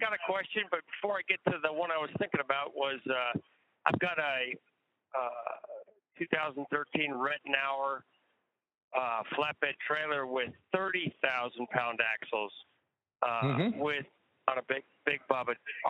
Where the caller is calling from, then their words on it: Texas, United States; I'm in Texas.